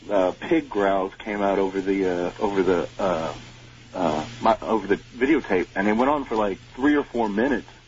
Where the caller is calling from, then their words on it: Houston, Texas, United States; I'm from Houston, Texas.